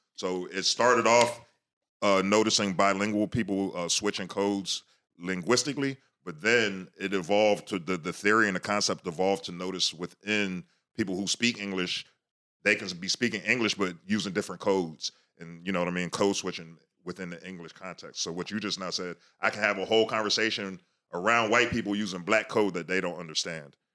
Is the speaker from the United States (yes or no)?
yes; Virginia, United States; moved away as an adult; now in Philadelphia, United States; I'm from Virginia